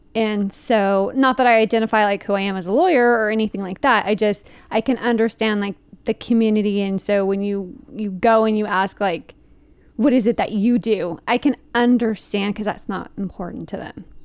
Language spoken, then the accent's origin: English; Fremont, California, United States; moved away; growing up in Fremont, which is weird because it is just, like, twenty-five minutes out of, away from San Francisco